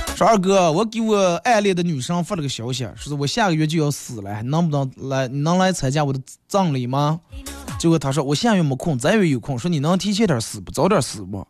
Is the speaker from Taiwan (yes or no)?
no; Inner Mongolia, China; 我们内蒙